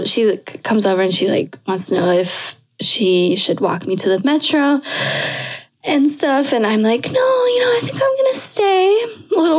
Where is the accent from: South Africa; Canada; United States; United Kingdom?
Canada; moved away; I'm Canadian.